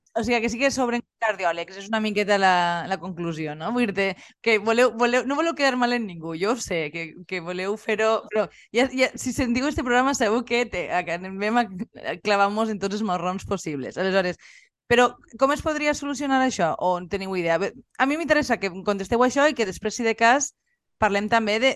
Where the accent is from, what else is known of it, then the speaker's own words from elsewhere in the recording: La Marina, Valencian Community, Spain; nosaltres que som de la Marina